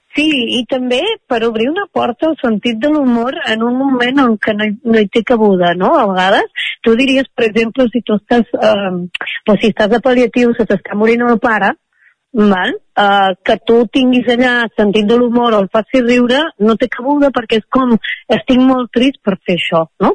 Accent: Vic, Catalonia, Spain; moved away as an adult; also born or lived in Mexico; Quan vaig tornar a la meva ciutat natal, que és Vic

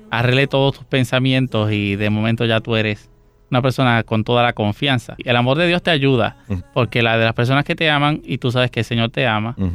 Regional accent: San José de Ocoa, Dominican Republic; San José de Ocoa, en República Dominicana, eh, y de una familia de eh, siete hermanos.

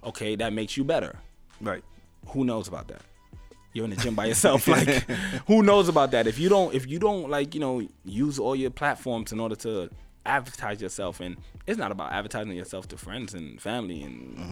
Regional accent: New York City, New York, United States; also born or lived in Grenada; I grew up in neighborhoods in New York

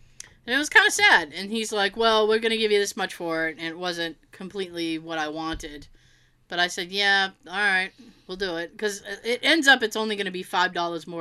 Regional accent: Massachusetts, United States; I'm from Massachusetts

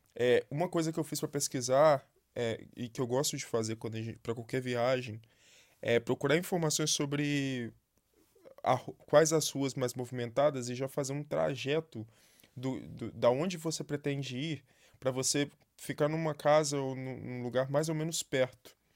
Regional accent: Brazil; Eu tô lendo como brasileiro, né? Eu não sei ler alemão

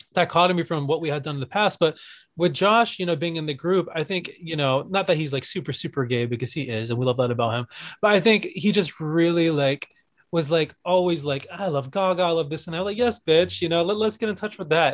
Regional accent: North Carolina, United States; now in New York City, United States; growing up in North Carolina, like, I was called a sand nigger because I'm Middle Eastern.

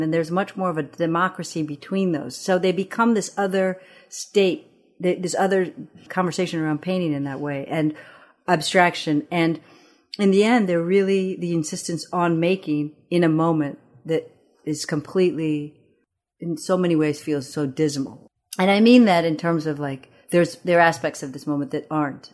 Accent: East Lansing, Michigan, United States; first language Amharic; English is a second language; also born or lived in Addis Ababa, Ethiopia; I grew up in East Lansing, Michigan

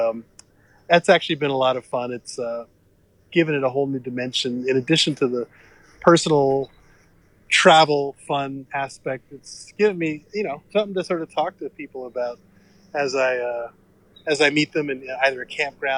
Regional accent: New York City, New York, United States; now in Massachusetts, United States; I grew up in New York City, which actually has a lot of nature if you look for it, and I grew up in a little corner of the Bronx called Riverdale, which actually had lots of trees back in the 70s

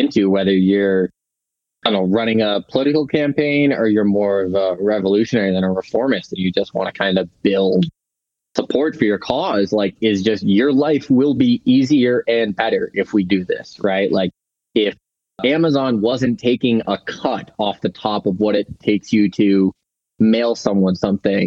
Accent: Massachusetts, United States; moved away; I'm originally from Massachusetts

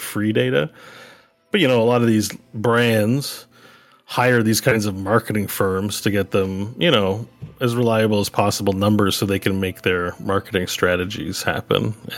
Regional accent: Quebec, Canada; But Pepsi, definitely, I grew up in Quebec. Pepsi's definitely the drink of choice in the province of Quebec.

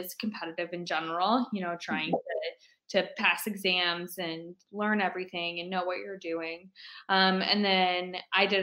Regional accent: Fort Dodge, Iowa, United States; I'm from Fort Dodge

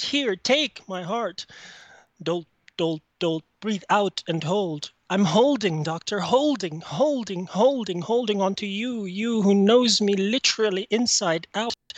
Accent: Egypt; now in Canada; I'm calling from Canada. I'm originally from Egypt.

